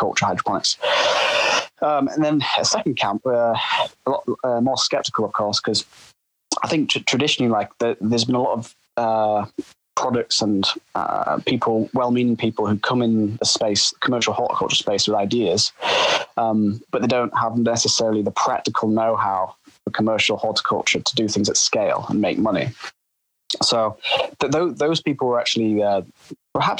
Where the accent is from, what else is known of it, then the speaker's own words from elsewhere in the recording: Yorkshire and the Humber, United Kingdom; my hometown in Yorkshire.